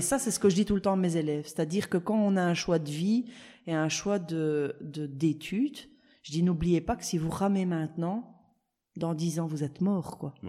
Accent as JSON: {"language": "French", "town": "La Louvière", "region": "Wallonia", "country": "Belgium", "said": "à la Louvière, on a le cinéma Stuart, qui est un petit cinéma en plein, en plein centre-ville"}